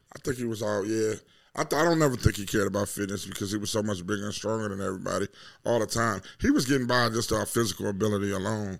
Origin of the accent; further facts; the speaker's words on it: Detroit, Michigan, United States; Born and raised in Detroit.